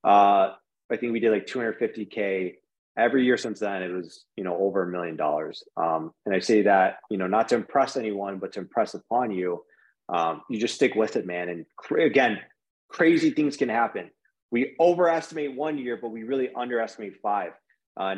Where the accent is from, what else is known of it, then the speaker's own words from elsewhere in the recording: Michigan, United States; we're from Michigan and it's cold here